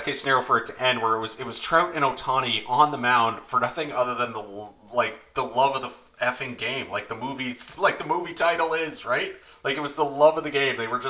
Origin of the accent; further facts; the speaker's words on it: Canada; we're Canadian